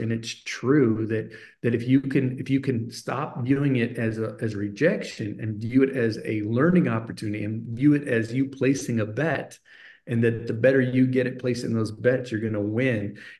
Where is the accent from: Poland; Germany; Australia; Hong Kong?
Germany; Even though I had this incredible, unusual childhood growing up in Germany, my dad was this really interesting man.